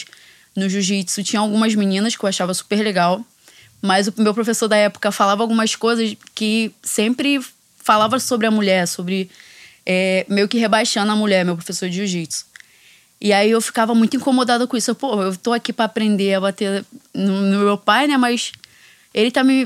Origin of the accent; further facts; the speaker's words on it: Brazil; Foi a primeira vez que eu saí do Brasil